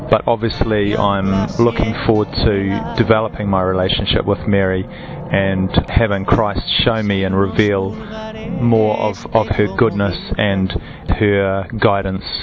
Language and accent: English; New Zealand; moved away; I'm from originally from New Zealand.